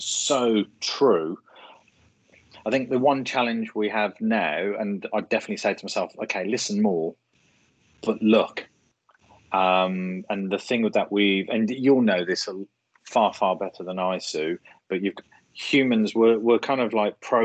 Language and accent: English; Birmingham, West Midlands, United Kingdom; accent: Birmingham; my Birmingham accent